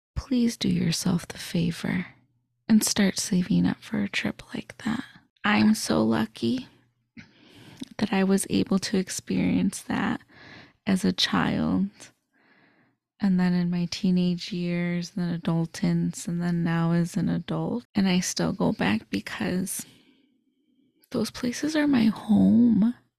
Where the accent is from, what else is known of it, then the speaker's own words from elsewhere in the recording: suburbs of Chicago, Illinois, United States; I'm from the Chicagoland area. So I grew up in the suburbs of Chicago